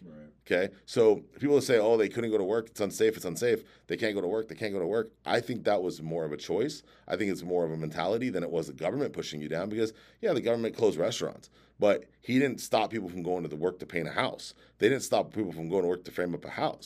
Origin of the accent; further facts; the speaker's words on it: San Diego, California, United States; I grew up in San Diego